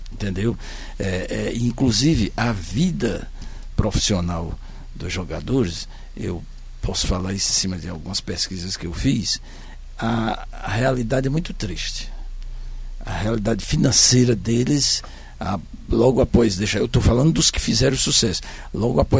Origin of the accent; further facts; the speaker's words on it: Fortaleza, Ceará, Brazil; also born or lived in Senador Pompeu; Eu, quando vim de Senador Pompeu, eu, que já era Fortaleza, tem uma fotografia minha aos 5 anos de idade, eu com a camisa do Fortalezinha Esporte Clube.